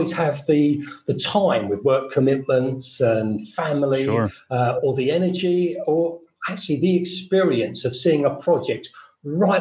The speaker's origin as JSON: {"language": "English", "region": "London", "country": "United Kingdom", "tie": "born or raised there", "moved": "as an adult", "lives_now": "Fethiye, Turkey", "said": "I'm British. I was born in South London. I'm now retired and living in Fethiye, Turkey"}